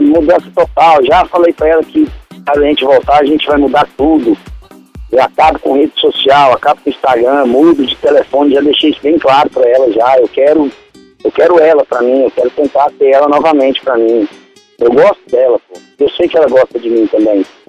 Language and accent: Portuguese; Goiânia, Goiás, Brazil; Eu sou de Goiânia, Aí, sou de Goiânia. Nesse momento eu não estou em Goiânia, estou em Santos.